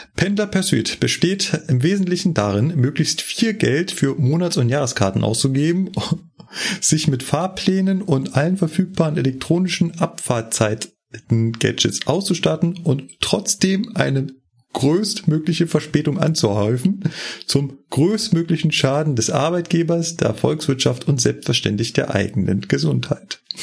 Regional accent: Berlin, Germany; moved away as an adult; now in Munich, Germany; bin ja ursprünglich Berliner, bin ja erst ja mit 28 nach München gekommen

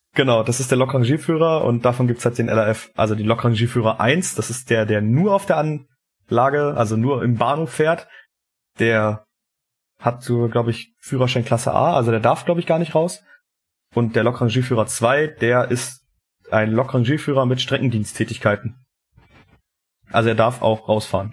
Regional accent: eastern Germany, Brandenburg, Germany; uns hier im, im Osten

